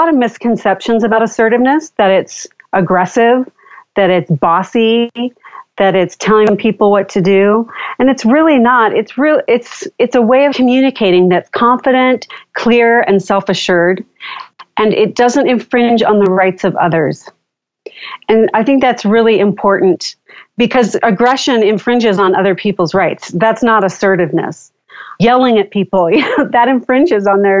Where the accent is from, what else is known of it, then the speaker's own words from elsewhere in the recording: Southern California, United States; I grew up in Southern California and spent a lot of time at the beach